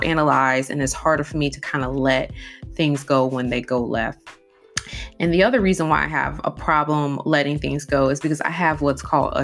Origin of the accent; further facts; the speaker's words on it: Midwest, United States; moved away; I grew up in the Midwest